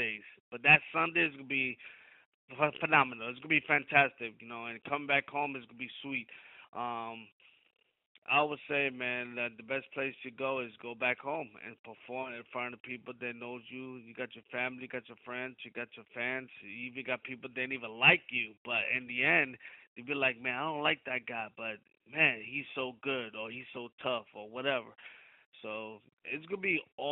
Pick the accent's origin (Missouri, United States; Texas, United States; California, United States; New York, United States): New York, United States; New York City; moved away as an adult; also born or lived in Florida / Philadelphia; I was born and raised in New York City in Brooklyn